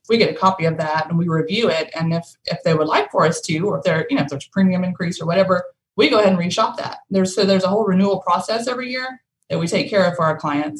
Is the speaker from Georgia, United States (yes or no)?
yes; Powder Springs, Georgia, United States; now in Rome, United States; I grew up in Powder Springs, but I've lived here in Rome all of my adult life.